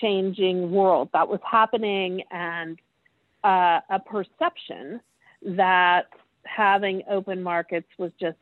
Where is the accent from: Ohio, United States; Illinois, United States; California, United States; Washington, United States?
Ohio, United States; I was born and raised in Ohio